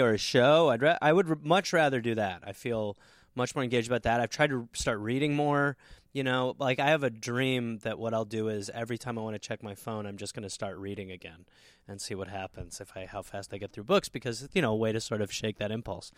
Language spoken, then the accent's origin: English; Brown Deer, Wisconsin, United States; moved away; I say I'm from Milwaukee